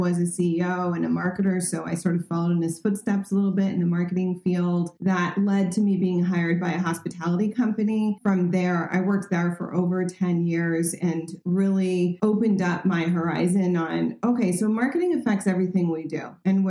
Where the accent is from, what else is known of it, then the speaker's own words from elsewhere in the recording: Paris, Île-de-France, France; also born or lived in Cannes; So yeah, born and raised in France. I'm bilingual. I'm also bicultural. So I have 2 passports. So I'm very grateful for that honor. And grew up in Paris mostly, but summered in Cannes, which is in the south of France